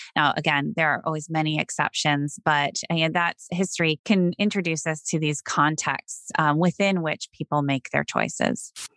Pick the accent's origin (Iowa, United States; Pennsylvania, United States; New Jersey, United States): Iowa, United States; Sioux Center; I grew up in Sioux Center, Iowa, a small town in Northwest Iowa.